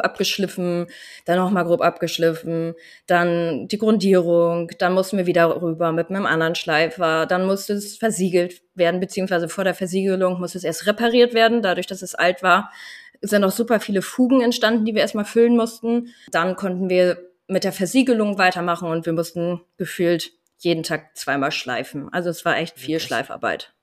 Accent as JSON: {"language": "German", "area": "Landkreis Vechta", "region": "Lower Saxony", "country": "Germany", "tie": "born or raised there", "moved": "as an adult", "said": "ich bin 28 Jahre alt und ich komme aus dem Landkreis Fechter"}